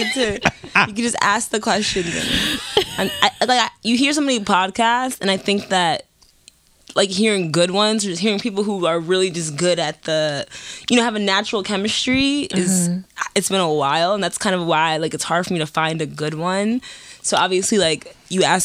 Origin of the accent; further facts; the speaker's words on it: New York City, New York, United States; I'm born and raised in Harlem.